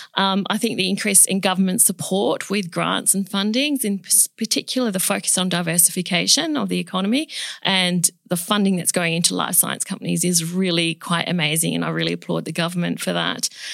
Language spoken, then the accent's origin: English; Perth, Western Australia, Australia; also born or lived in Chile; I was born in Chile, South America, and we migrated to Australia, um, when I was two and a half years of age